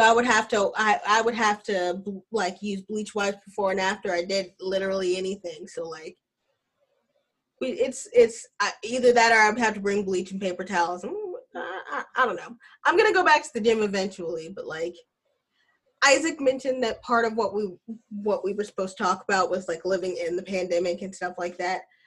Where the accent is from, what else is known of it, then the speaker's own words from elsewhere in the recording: Alabama, United States; I'm from Alabama and we have a cousin that we call Earn